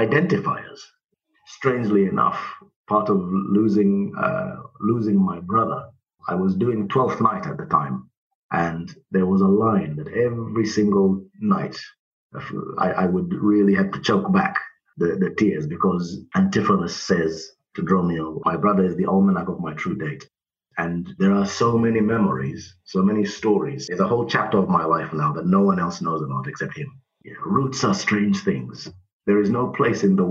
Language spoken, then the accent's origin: English; Zimbabwe; now in United Kingdom; growing up in Zimbabwe